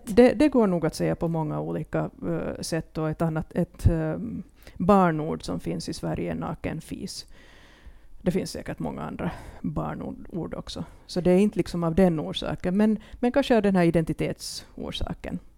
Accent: Finland

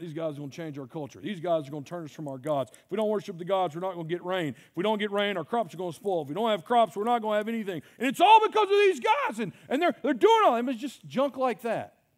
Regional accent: Mississippi, United States; I'm from Mississippi

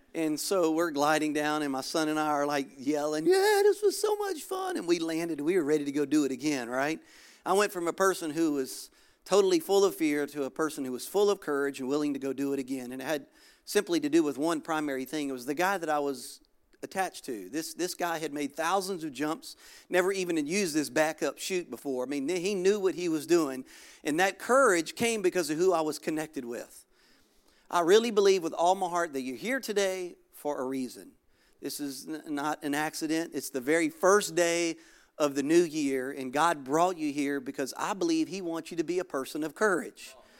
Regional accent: Louisiana, United States; moved away as an adult; now in Florida, United States; Originally, I'm from Louisiana

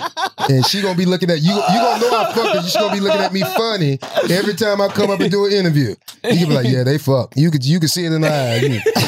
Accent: Florida, United States; you know I'm from Florida.

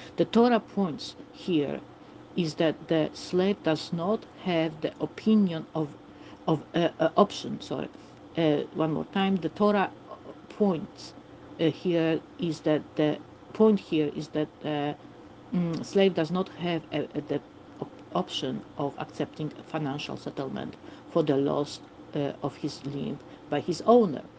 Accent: Warsaw, Masovian Voivodeship, Poland; English is a second language; I also have a little bit of accent, as you can hear. I am from Warsaw, from Poland

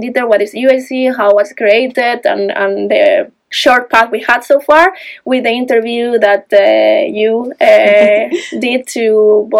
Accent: Spain; moved away as an adult; also born or lived in Granada, Spain; now in Uppsala, Sweden; I'm originally not from Sweden, as opposed to Don and Linus, which are Swedish. I'm from Spain

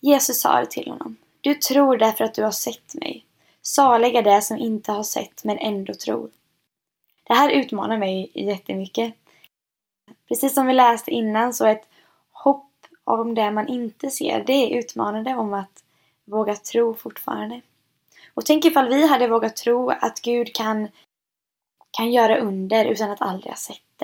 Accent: Jönköping, Jönköping County, Sweden; jag är född och uppvuxen i Pingst Jönköping och är snart 23 år gammal och har varit med här nästan hela mitt liv

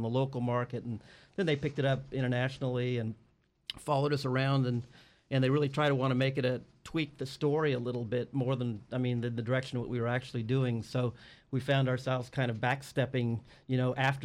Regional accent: Morro Bay, California, United States; also born or lived in Cambria / Bakersfield; I'm a local boy here. I grew up in Morro Bay in Cambria

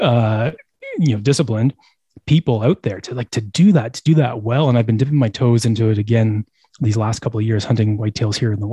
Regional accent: Eastern Canada, Canada; I grew up in Eastern Canada.

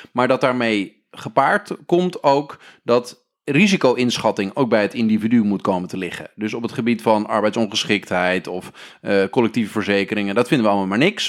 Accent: northern Netherlands, Netherlands; wij komen allemaal uit Noord-Nederland.

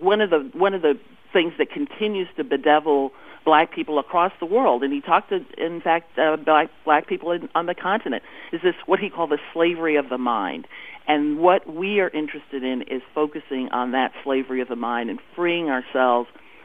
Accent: Panama; now in United States; I was born in Panama. I live in the United States now. I have West Indian parentage

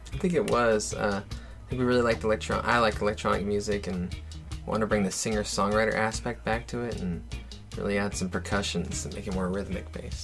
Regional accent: Portland, Oregon, United States; moved away as an adult; also born or lived in Hawaii; now in San Diego, United States; I'm originally from Portland, Oregon

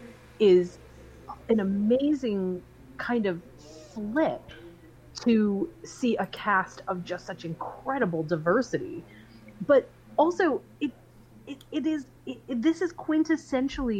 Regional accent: East Coast, United States; I was raised on the East Coast.

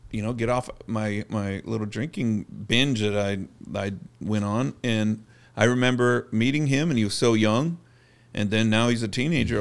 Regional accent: Bakersfield, California, United States; moved away as an adult; also born or lived in Los Angeles, California; I'm this kid from Bakersfield, California

